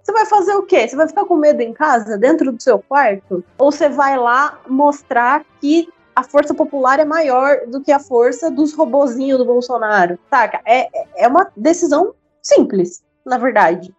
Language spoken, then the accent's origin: Portuguese; Brazil